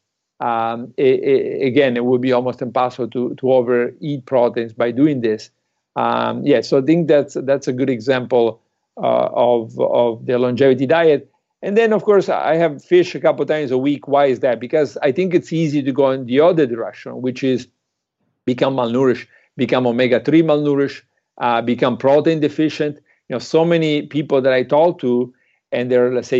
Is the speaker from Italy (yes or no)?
yes; Italy; moved away; I'm from Italy.